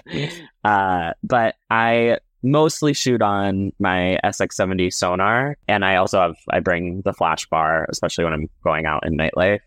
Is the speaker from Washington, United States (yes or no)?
no; Cape Cod, Massachusetts, United States; now in Brooklyn, New York City, United States; growing up on Cape Cod, um, growing up as a gay little boy